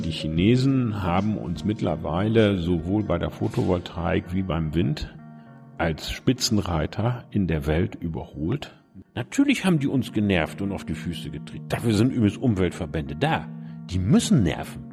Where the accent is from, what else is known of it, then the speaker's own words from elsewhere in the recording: Bremen, Germany; moved away as an adult; also born or lived in Göttingen; Da, wo ich heute Morgen hergekommen bin, nämlich in Bremen-Fegesack. Mhm ähm, im Norden von Bremen